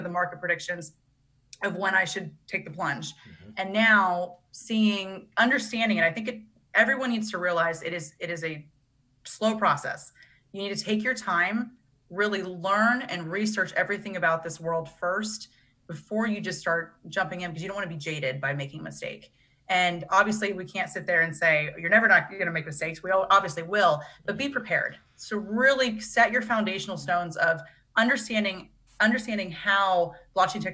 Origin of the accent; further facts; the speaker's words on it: Pennsylvania, United States; very kind of middle America, growing up in Pennsylvania